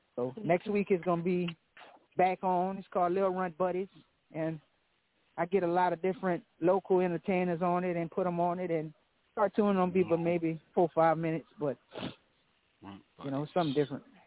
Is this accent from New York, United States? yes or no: no; Lafayette, Louisiana, United States; I'm from Louisiana, Lafayette